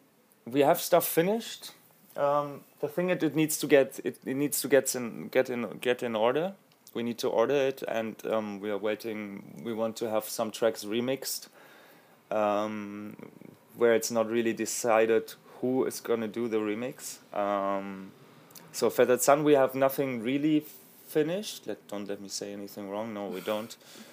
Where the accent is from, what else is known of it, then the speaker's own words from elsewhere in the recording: Munich, Bavaria, Germany; English is a second language; I am from Munich.